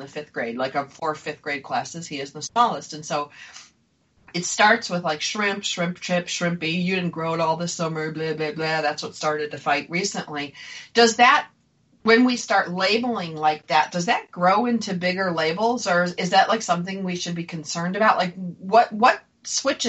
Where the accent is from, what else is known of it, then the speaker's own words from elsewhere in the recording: Buffalo, New York, United States; I grew up in Buffalo, a little small town